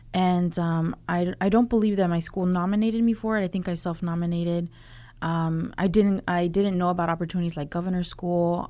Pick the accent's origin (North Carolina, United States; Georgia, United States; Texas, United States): North Carolina, United States; Durham; also born or lived in Los Angeles; I grew up in Durham.